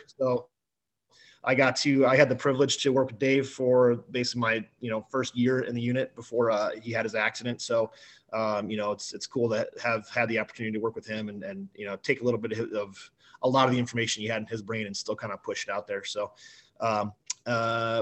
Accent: just outside of Detroit, Michigan, United States; now in Las Vegas, United States; originally from Michigan, but so grew up in Michigan, just outside of Detroit.

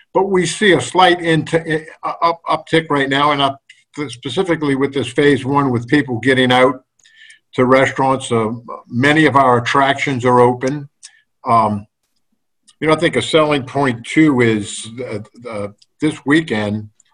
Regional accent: New Orleans, Louisiana, United States; I'm not from Baton Rouge. I'm from that suburb of Baton Rouge called New Orleans

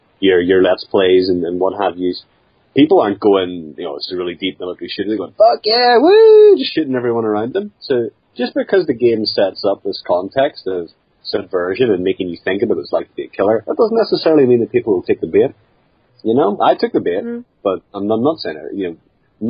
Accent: Northern Ireland, United Kingdom; I'm from Northern Ireland

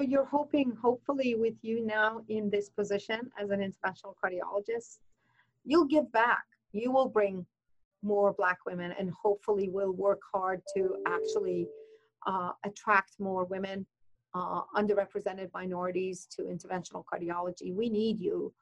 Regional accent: Iran; moved away; as a woman from Iranian uh, background, I'm from Iran

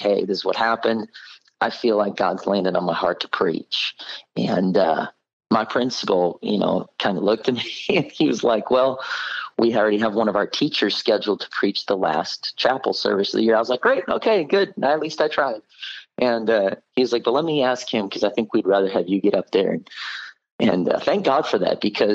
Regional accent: Oak Creek, Wisconsin, United States; I was born and raised in Milwaukee, Wisconsin area, Oak Creek to be specific

